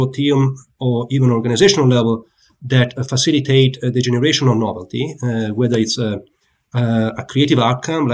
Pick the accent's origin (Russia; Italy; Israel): Italy; moved away as an adult; also born or lived in Pisa, Italy; now in United States